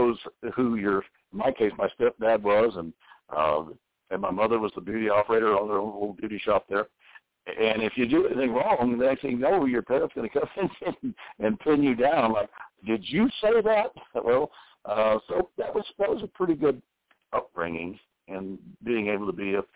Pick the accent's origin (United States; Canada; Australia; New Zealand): United States; the South; also born or lived in Houston, Texas; I was raised in the South, and my mother and that side of the families and all were very strong Baptists throughout the whole South